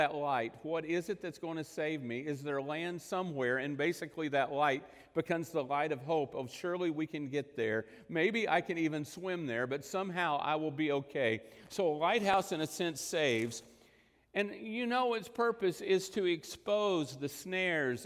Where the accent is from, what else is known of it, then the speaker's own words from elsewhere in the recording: Texas Panhandle / western Oklahoma, United States; I spent much of my life growing up in the Texas Panhandle in western Oklahoma